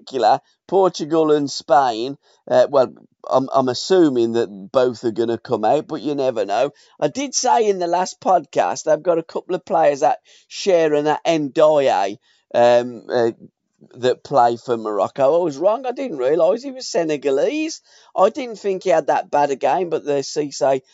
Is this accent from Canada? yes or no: no; England, United Kingdom; we are English